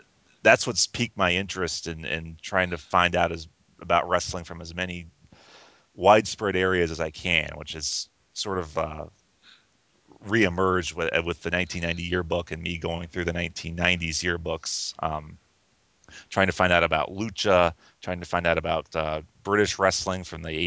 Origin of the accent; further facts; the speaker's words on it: Columbus, Ohio, United States; All of us are born and raised in Columbus, Ohio